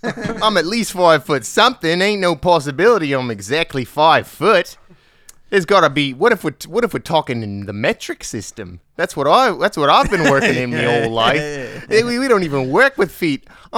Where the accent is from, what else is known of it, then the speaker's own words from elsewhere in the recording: Australia; He wants to kill me because I'm Australian